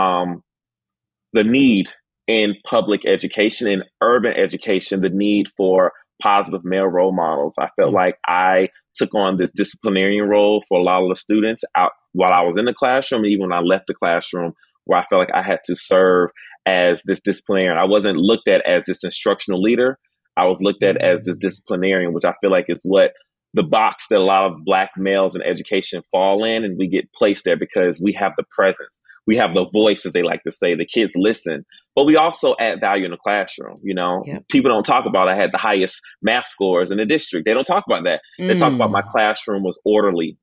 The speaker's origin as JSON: {"language": "English", "town": "Miami", "region": "Florida", "country": "United States", "tie": "born or raised there", "moved": "as an adult", "said": "I was originally born and raised in Miami, Florida"}